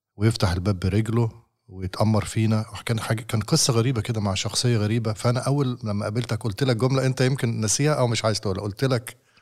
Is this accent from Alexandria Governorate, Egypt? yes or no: yes; Alexandria, Alexandria Governorate, Egypt; من مدينتي من اسكندرية